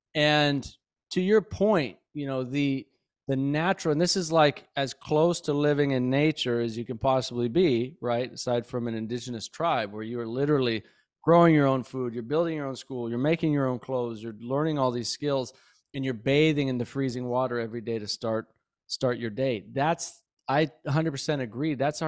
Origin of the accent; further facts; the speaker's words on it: Belgrade, Montana, United States; moved away; also born or lived in Santa Fe, New Mexico / Florida; when I was a kid growing up in Bozeman, Belgrade, Montana